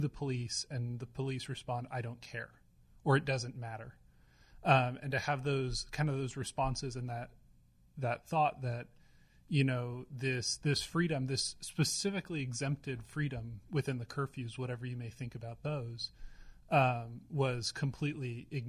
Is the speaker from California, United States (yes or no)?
no; Eugene, Oregon, United States; moved away; I'm from Eugene originally